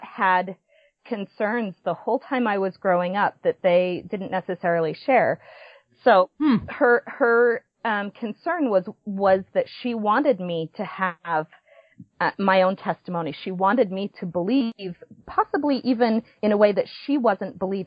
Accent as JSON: {"language": "English", "town": "Provo", "region": "Utah", "country": "United States", "tie": "born or raised there", "said": "I was born in Provo, Utah, and have spent most of my life in Utah County."}